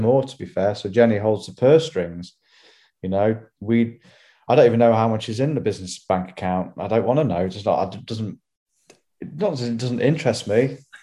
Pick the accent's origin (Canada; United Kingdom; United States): United Kingdom; Hollington, England; I grew up in Hollington